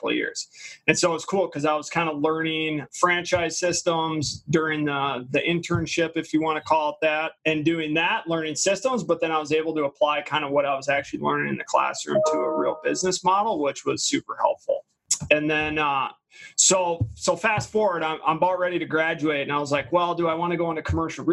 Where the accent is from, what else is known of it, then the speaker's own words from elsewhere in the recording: Brooklyn Park, Minnesota, United States; I grew up in the Twin Cities here. I went to Brooklyn Park. Well, I grew up in Brooklyn Park.